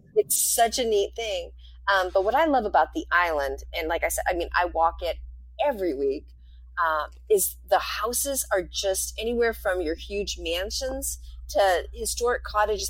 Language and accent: English; rural New Hampshire, United States; moved away; I grew up in in New, rural New Hampshire